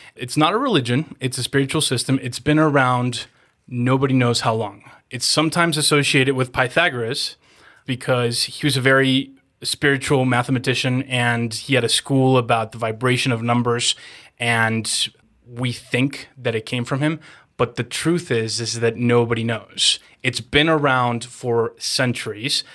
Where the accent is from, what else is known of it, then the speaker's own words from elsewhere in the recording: Mexico; moved away as an adult; also born or lived in Los Angeles, United States; I'm born and raised in Mexico, but I was in L A and I didn't wanna go back to Mexico